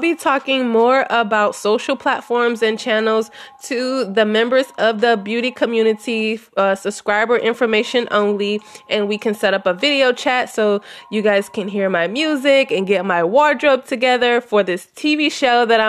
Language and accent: English; Louisiana, United States; moved away as an adult; now in Texas, United States; I was born and lived in Louisiana until my mother passed, and then I moved to Texas as a licensed cosmetologist